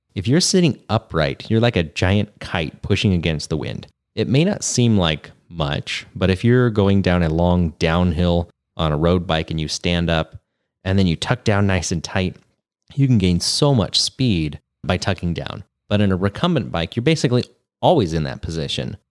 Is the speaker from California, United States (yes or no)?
yes; Grass Valley, California, United States; rough and ready Grass Valley area. which is, uh, around my hometown right here.